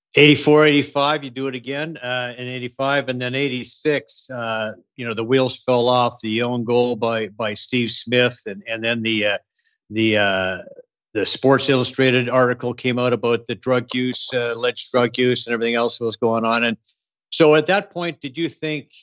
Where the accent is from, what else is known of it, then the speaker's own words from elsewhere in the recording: Edmonton, Alberta, Canada; growing up in Edmonton